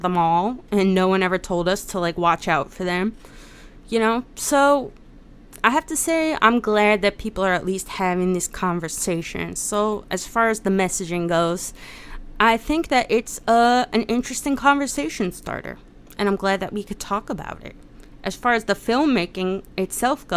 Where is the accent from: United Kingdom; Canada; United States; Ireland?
United States; especially as an American